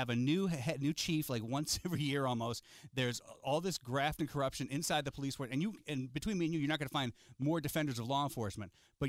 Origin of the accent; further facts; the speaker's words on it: New York, United States; It's not a city. I'm from New York too.